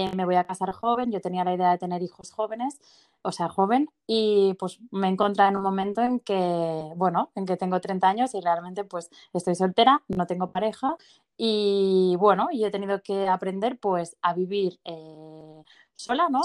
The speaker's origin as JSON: {"language": "Spanish", "town": "Barcelona", "region": "Catalonia", "country": "Spain", "said": "soy de Barcelona y tengo 30 años"}